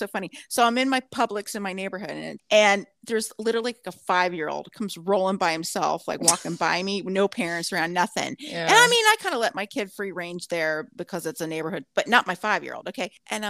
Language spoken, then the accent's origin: English; Orange County, California, United States; moved away; I grew up in Orange County, which is I don't know what you call it, but anyways, it's south of LA.